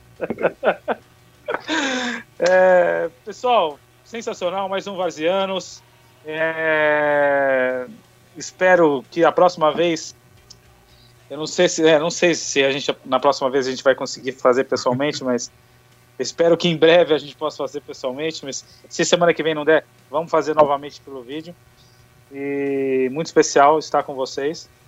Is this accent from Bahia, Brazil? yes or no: no; São Paulo, Brazil; a gente é de São Paulo